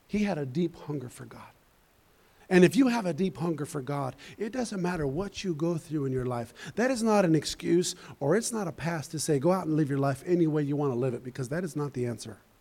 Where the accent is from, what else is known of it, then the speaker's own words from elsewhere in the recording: Colorado, United States; I'm from Colorado